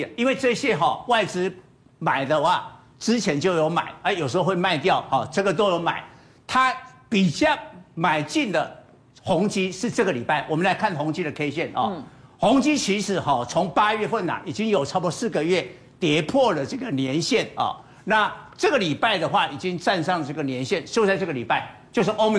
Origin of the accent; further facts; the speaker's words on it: Taiwan; 那台湾不是啊，台湾是出口，我们是美国的供应链。